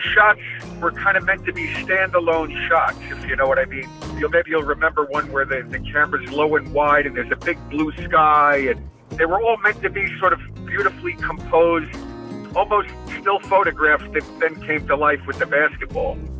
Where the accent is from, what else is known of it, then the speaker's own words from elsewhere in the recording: Chapel Hill, North Carolina, United States; I grew up on Foxwood Drive